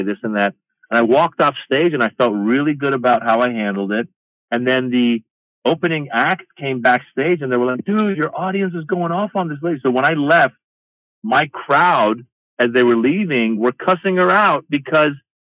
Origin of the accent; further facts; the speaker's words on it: Iran; now in United States; I'm this kid from Iran